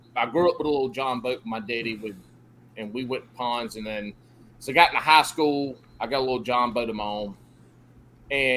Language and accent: English; South Carolina, United States; also born or lived in Augusta, Georgia; I grew up down in South Carolina